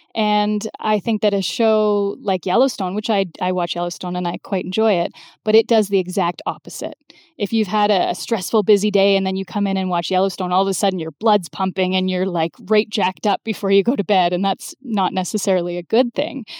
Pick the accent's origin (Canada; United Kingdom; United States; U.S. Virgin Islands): Canada; London, Ontario; moved away; went from Ottawa back to my hometown of London